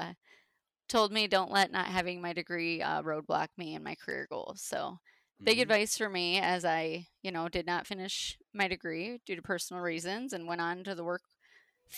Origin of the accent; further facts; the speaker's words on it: Jesup, Iowa, United States; I grew up in Jessup, which is where I'm still at currently.